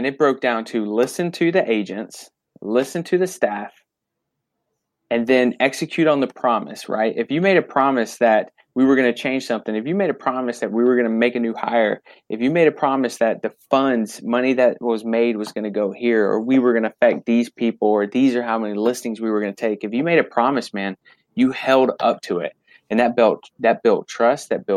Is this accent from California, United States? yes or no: no; Fayetteville, North Carolina, United States; also born or lived in Florida; I was born in Florida, but I was raised in Fayetteville, North Carolina since kindergarten.